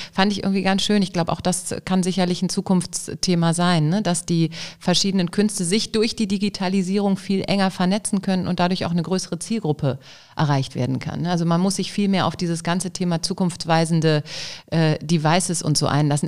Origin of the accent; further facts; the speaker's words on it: Düsseldorf, North Rhine-Westphalia, Germany; ich als Düsseldorfer